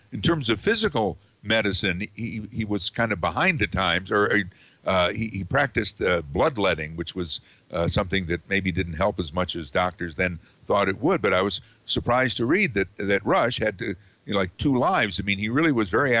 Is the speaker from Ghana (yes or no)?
no; Amsterdam, New York, United States; I grew up in Amsterdam.